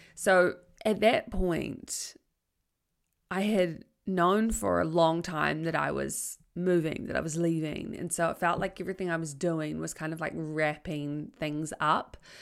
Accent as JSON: {"language": "English", "town": "Tauranga", "region": "Bay of Plenty", "country": "New Zealand", "tie": "born or raised there", "also_born_or_lived": "Palmerston North", "said": "I chose to leave Palmerston North and to come back to Tauranga, my hometown"}